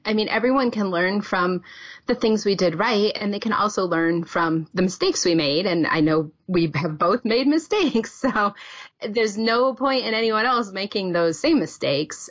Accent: New England, United States; moved away as an adult; now in Wisconsin, United States; I was born and raised in New England and started teaching there

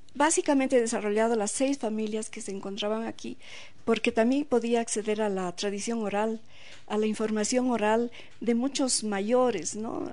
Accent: Bolivia

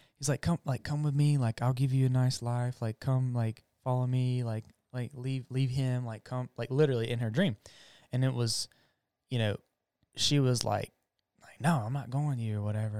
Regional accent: United States; I'm an American, I'm a gringo

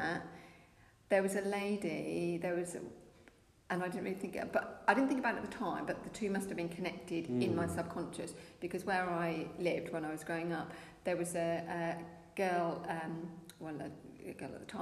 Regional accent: Essex, East of England, United Kingdom; now in Norfolk, United Kingdom; I was originally from Essex, but I've lived in Norfolk for a long time now

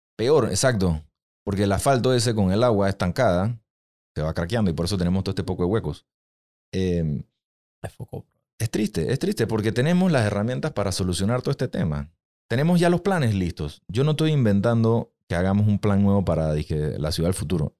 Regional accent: Panama; los panameños somos el ser más egoísta que existe

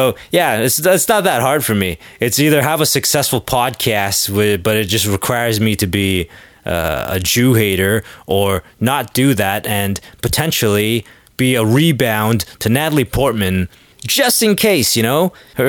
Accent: Canada; I was just being Canadian and courteous there.

